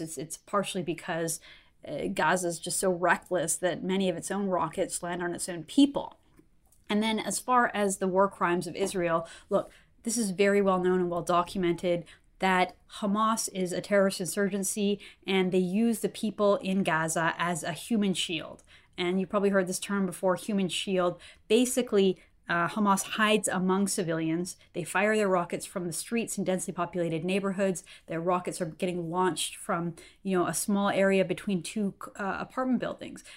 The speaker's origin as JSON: {"language": "English", "country": "Canada", "said": "I'm a Canadian journalist and political commentator"}